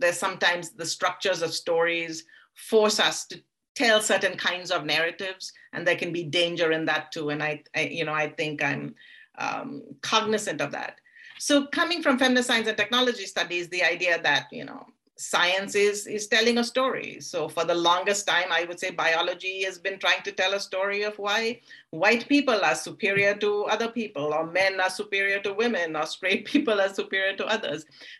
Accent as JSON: {"language": "English", "country": "India", "tie": "born or raised there", "said": "because I grew up in India and I grew up in a world of stories."}